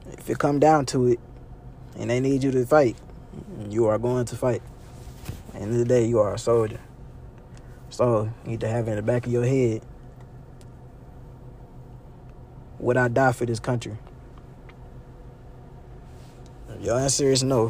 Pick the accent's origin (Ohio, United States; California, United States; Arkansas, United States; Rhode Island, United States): Arkansas, United States; North Little Rock; also born or lived in Sherwood; I was born in Little Rock. Raised in North Little Rock. Yeah. Been North Little Rock my whole life